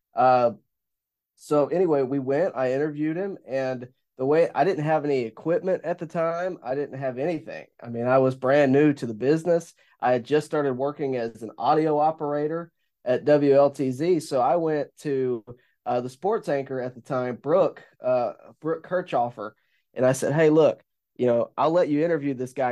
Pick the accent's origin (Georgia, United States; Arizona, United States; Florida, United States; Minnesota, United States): Georgia, United States; Columbus; me and Jack are both hometown kids. You know, we, we know the city very well